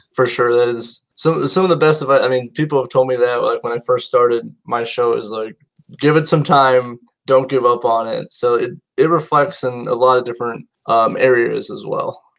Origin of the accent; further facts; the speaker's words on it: Indiana, United States; me being from Indiana